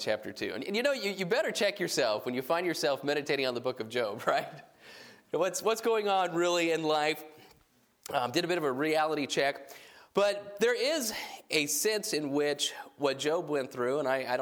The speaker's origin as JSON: {"language": "English", "region": "New Mexico", "country": "United States", "tie": "born or raised there", "said": "I grew up in New Mexico"}